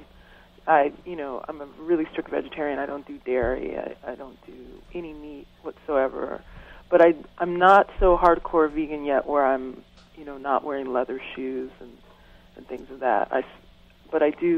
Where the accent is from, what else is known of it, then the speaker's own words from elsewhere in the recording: Chicago, Illinois, United States; I'm also from Chicago, and Chicago has a really strong jazz and also creative music tradition